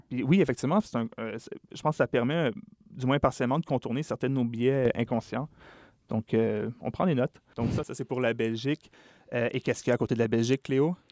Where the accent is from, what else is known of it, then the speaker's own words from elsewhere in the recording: Quebec, Canada; chez nous, au Québec